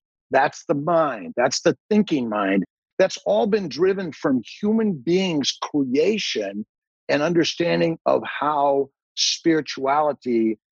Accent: Los Angeles, California, United States; also born or lived in upstate New York; now in New York, United States; I'm from Los Angeles, and I, you know, got out of California a long time ago. And I live on a lake in upstate New York

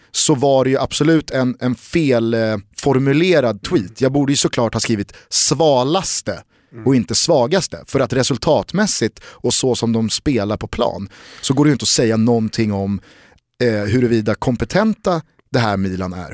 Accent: Sweden; som svensk

